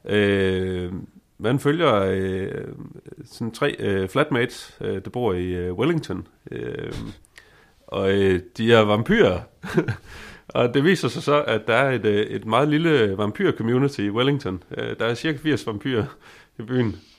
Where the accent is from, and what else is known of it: Denmark